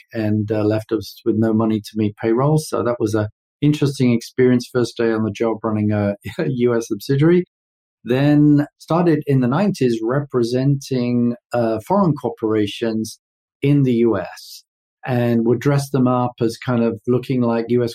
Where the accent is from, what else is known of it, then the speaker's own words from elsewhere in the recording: London, United Kingdom; moved away as an adult; also born or lived in New York; now in United States; I'm way east of Houston, being born and raised in London